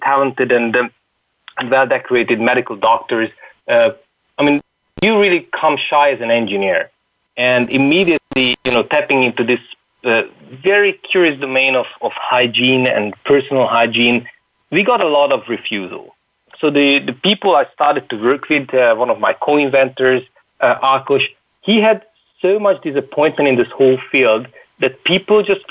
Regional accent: Hungary; I come from Hungary, a remote country, far out in Europe.

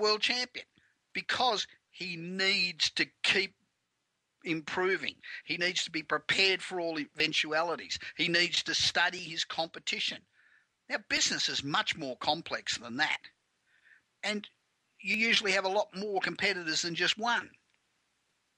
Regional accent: Melbourne, Victoria, Australia; moved away as an adult; now in Los Angeles, United States; I've been here 25 years, but originally from Melbourne

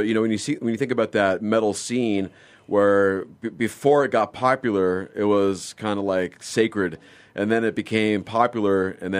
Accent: Los Angeles, California, United States; moved away as an adult; also born or lived in El Paso, Texas; now in Phoenix, United States; I grew up in Los Angeles area

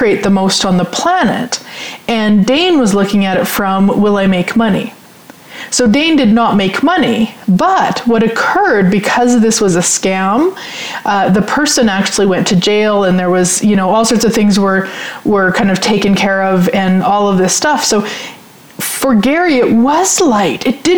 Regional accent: Sherwood Park, Alberta, Canada; I'm from Sherwood Park, so I'm familiar.

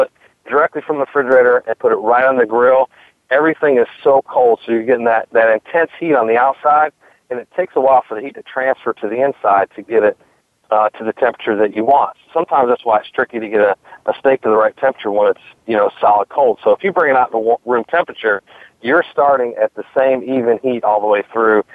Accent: Michigan, United States; now in North Carolina, United States; I'm originally from Michigan. I've lived in North Carolina for the past, you know, 30 plus years

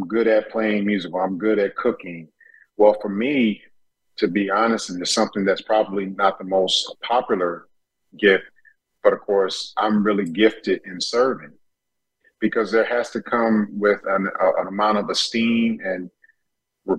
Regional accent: Detroit, Michigan, United States; also born or lived in Tennessee / Chicago; growing up in Detroit native

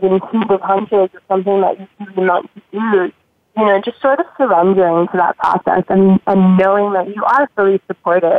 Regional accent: Miami, Florida, United States; I grew up in Miami, Florida, and I love where I'm from

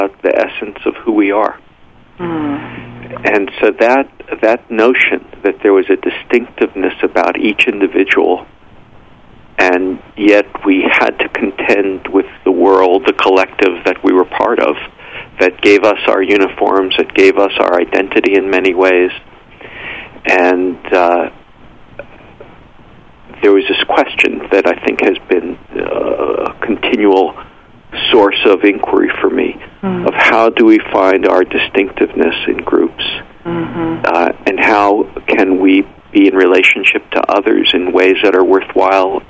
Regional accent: New York City, New York, United States; growing up in New York, born in New York City

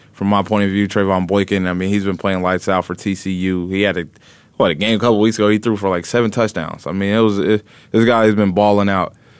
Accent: Indiana, United States; moved away; growing up in Indiana, around the Midwest area

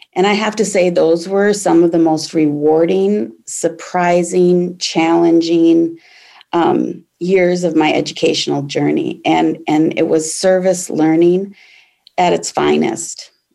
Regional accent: Aurora, Minnesota, United States; also born or lived in Jordan, Minnesota; I grew up in Aurora, Minnesota, which is a small Iron Range town in northern Minnesota

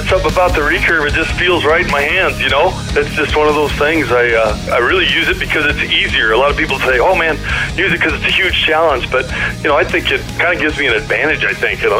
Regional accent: Colorado, United States; I'm from Colorado

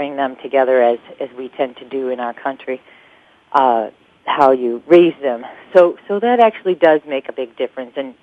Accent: Chicago, Illinois, United States; I grew up in the Chicago area

